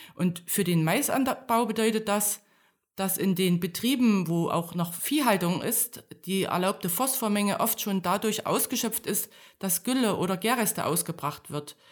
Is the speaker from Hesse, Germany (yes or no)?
no; Thuringia, Germany; moved away as an adult; also born or lived in Berlin; Ich, ich komme aus Thüringen. Ich bin in einem kleinen Dorf aufgewachsen und dann zum Studium nach Berlin gekommen